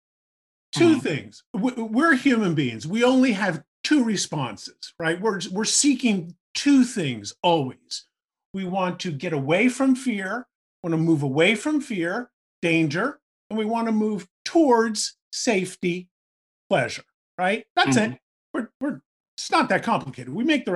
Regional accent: New York, United States; I grew up in New York. I lived in New York in the 80s

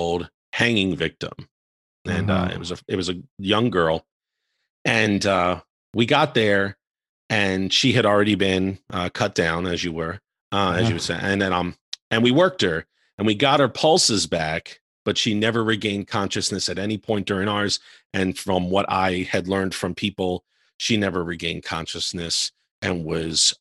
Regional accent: Baltimore, Maryland, United States; now in Charleston, United States; I'm from the Baltimore, Baltimore, D.C. area

